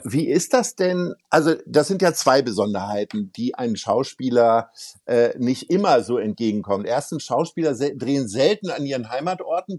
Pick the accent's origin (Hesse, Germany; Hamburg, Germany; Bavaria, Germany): Hamburg, Germany; wir als Hamburger